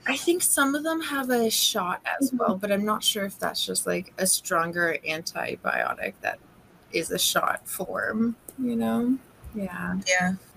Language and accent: English; Canada; Like I'm Canadian, so I flip around from Vancouver to Toronto a lot